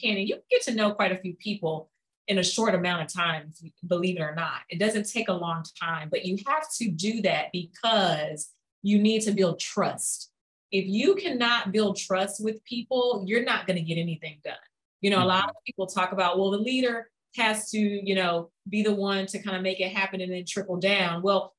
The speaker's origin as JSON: {"language": "English", "country": "United States", "said": "oh, me being an American, Americans don't get mad at me"}